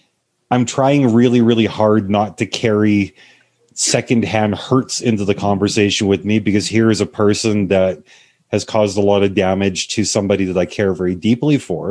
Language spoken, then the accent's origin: English; Canada; even as a Canadian